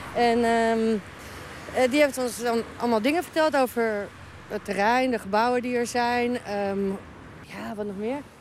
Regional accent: Uruguay; now in Amsterdam, Netherlands; Ik kom uit Uruguay en ik woon in Nederland al heel lang

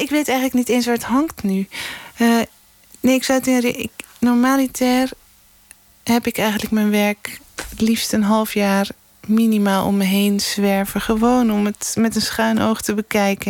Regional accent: Amsterdam, North Holland, Netherlands; moved away; also born or lived in Scheveningen; ik ben eigenlijk een Amsterdamse hoor. Maar, ik ben echt naar Scheveningen gekomen voor de zee

